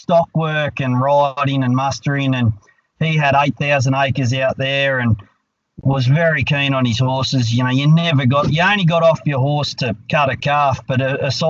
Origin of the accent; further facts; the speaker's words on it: Scone, New South Wales, Australia; I was born and bred in Scone. I am local.